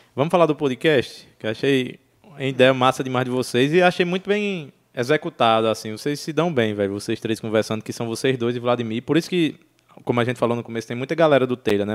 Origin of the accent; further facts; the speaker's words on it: Juazeiro do Norte, Ceará, Brazil; moved away; also born or lived in Breves; eu nasci em Juazeiro, bicho, e eu tenho uma sensação de pertencimento enorme ali àquela cena